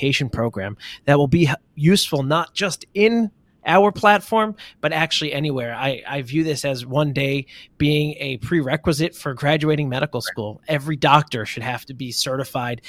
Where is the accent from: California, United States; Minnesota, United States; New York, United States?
New York, United States; as a New Yorker